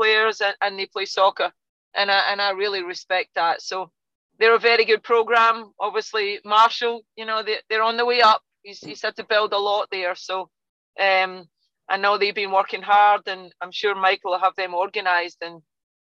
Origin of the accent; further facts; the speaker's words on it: Scotland, United Kingdom; now in United States; you can tell by my accent, I'm not from Texas, you know. In Scotland, we're used to being the underdogs